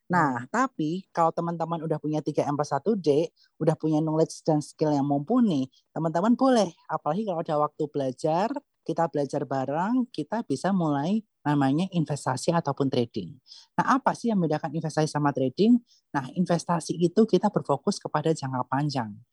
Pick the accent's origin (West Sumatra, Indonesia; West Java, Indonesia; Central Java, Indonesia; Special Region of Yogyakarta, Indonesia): Special Region of Yogyakarta, Indonesia; Sleman; also born or lived in Bandung; now in Jakarta, Indonesia; 2013 itu kan pertama-tama dari Jakarta ya, masuk ke Jakarta hmm. maksudnya dari kota Bandung. Sebelumnya aku dari Kabupaten Sleman.